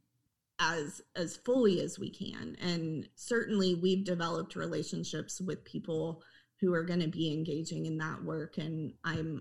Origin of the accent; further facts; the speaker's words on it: Oklahoma, United States; And I grew up in Oklahoma. I'm an Oklahoma native.